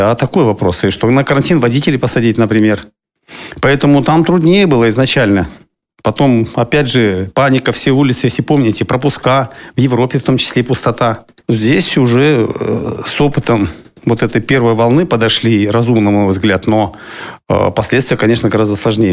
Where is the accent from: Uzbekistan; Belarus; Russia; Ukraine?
Russia; Siberia; now in Kaliningrad, Russia; я человек из Сибири